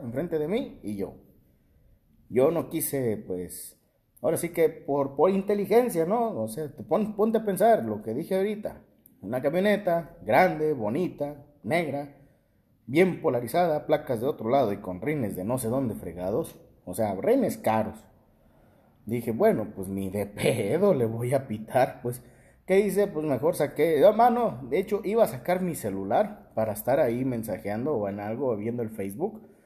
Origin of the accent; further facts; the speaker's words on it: Tacámbaro, Michoacán, Mexico; moved away; mi ciudad natal, Tacámbaro